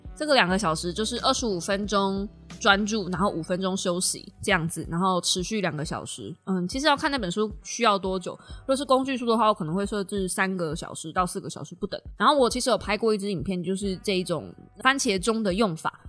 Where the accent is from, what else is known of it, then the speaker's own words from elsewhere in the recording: Kaohsiung, Taiwan; 不是因为我是高雄人才这样子讲的